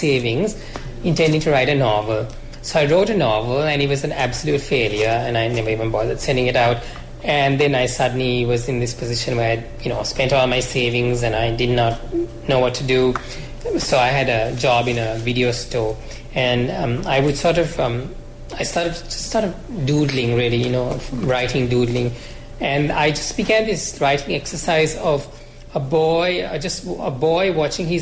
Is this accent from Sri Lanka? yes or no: yes; Sri Lanka; I grew up in Sri Lanka